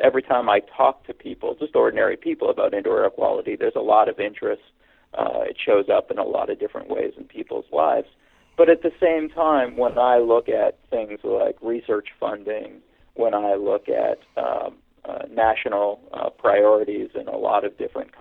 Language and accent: English; Hamilton, Ontario, Canada; moved away as an adult; also born or lived in Toronto, Canada / Pennsylvania, United States / California, United States / Austin, Texas, United States; I was born in Hamilton, Ontario, Canada, which is kind of the analog to Pittsburgh in Canada, a steel town. And when I was 13, we moved to Toronto, where I went to high school.